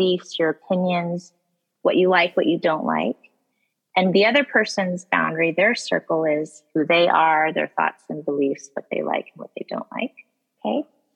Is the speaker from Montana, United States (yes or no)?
no; Colorado, United States; now in Boston, United States; I was born and raised in Colorado